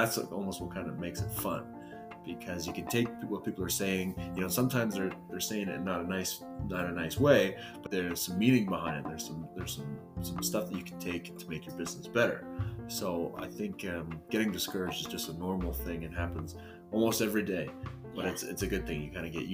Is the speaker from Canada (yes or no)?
yes; Calgary, Alberta, Canada; also born or lived in Sweden; I'm from this great city. It's called Calgary.